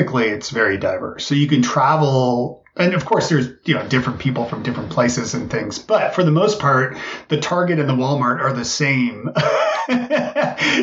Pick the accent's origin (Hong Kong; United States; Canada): Canada; I'm from Canada